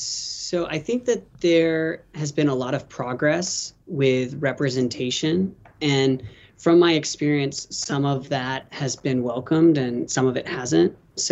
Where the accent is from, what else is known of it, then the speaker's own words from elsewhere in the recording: Kansas, United States; moved away; also born or lived in Texas / North Carolina; I am from Kansas. I went to high school in Texas, college at the University of Kansas, grad school at Chapel Hill at the University of North Carolina, and I'm a second-year doctoral student at Vanderbilt University.